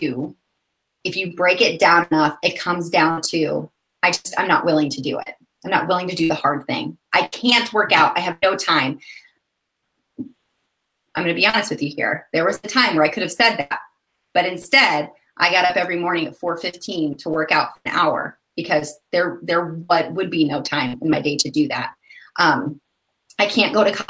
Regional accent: Florida, United States; now in Indiana, United States; I was born in Florida

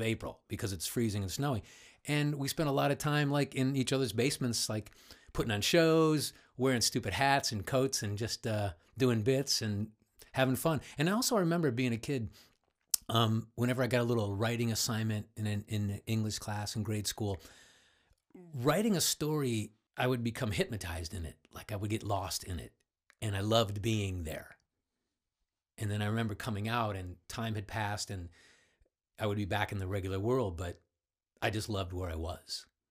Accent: Cleveland, Ohio, United States; I grew up in Cleveland, just uh, son of a bricklayer

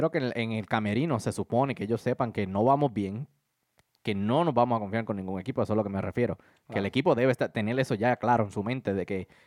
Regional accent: Puerto Rico

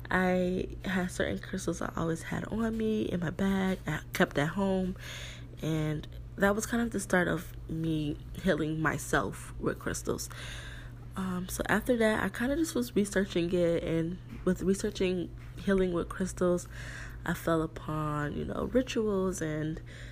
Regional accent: New York, United States; moved away as an adult; now in South Florida, United States; in New York, my hometown

